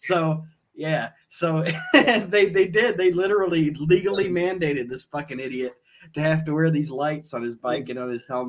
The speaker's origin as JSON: {"language": "English", "town": "Toledo", "region": "Ohio", "country": "United States", "tie": "born or raised there", "said": "we live in Podunk, but we grew up in the city, and some city characters too, like where we grew up in Toledo, Ohio"}